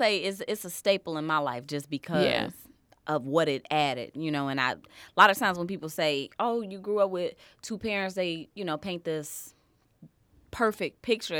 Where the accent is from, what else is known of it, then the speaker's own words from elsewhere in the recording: Harvey, Illinois, United States; born there; also born or lived in Chicago Heights; So, I was born in Harvey, Illinois. But just born. I was born in Harvey, Illinois.